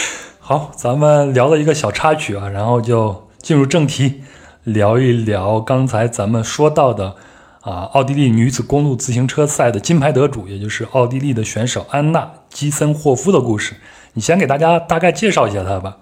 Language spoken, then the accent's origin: Chinese; Henan, China; 又靠我老家